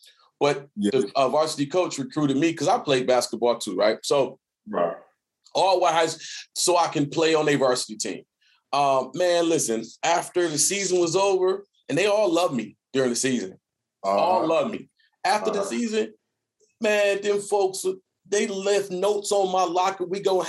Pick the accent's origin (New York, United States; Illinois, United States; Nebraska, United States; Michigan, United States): Michigan, United States; Detroit; moved away; I'm from Detroit